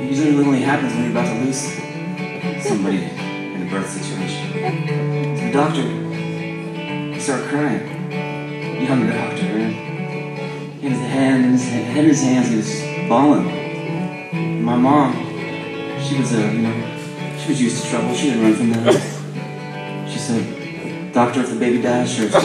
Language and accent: English; San Francisco, California, United States; I was born in the Panhandle of San Francisco and St. Mary's Hospital.